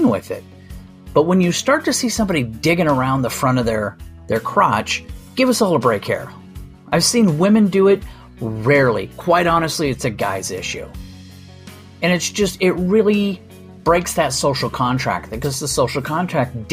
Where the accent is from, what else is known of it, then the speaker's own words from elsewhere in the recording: United States; that's where I'm from.